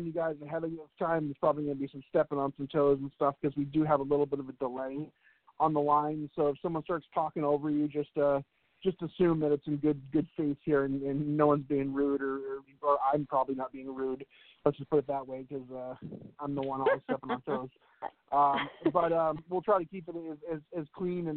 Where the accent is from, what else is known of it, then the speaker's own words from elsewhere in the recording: Boston, Massachusetts, United States; moved away; also born or lived in New Hampshire; I was born and raised in Boston and moved up to New Hampshire